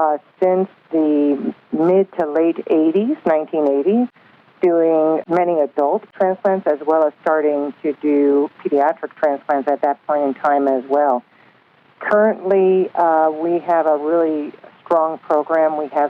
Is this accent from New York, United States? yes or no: yes; Albany, New York, United States; moved away as an adult; also born or lived in Rochester, New York; now in Cleveland, United States; I grew up in upstate New York, Albany, New York, to be exact.